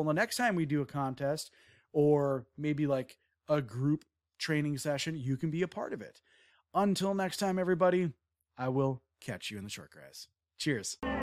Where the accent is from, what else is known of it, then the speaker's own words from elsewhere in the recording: Wisconsin, United States; I'm from Wisconsin